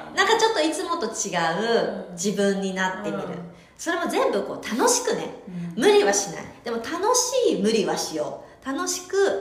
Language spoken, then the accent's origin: Japanese; Hokkaido, Japan; 私はねあの北海道出身ですが